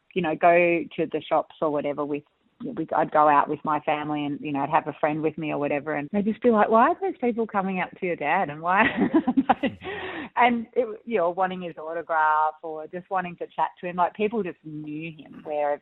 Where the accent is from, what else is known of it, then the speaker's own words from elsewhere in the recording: Olinda, Victoria, Australia; I grew up in the Dandenong Ranges up in Olinda.